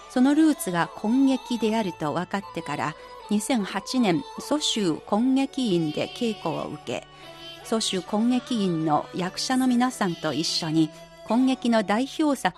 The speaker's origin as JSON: {"language": "Japanese", "region": "Anhui", "country": "China", "tie": "born or raised there", "said": "私のふるさとが安徽省で、私も最初に上海に行った時は船に乗って、安徽省の、揚子港のほとりの小さな港から船に乗って、うん、旅客船に乗って上海に行ったんです"}